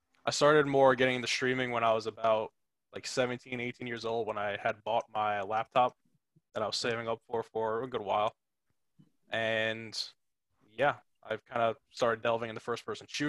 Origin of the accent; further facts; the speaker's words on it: Merrick, New York, United States; also born or lived in Astoria, Queens, New York / Port Jefferson Station, New York; I'm born and raised Long Island, New York. Originally I was from Astoria, Queens. But I moved out to Merrick, New York when I was about 7.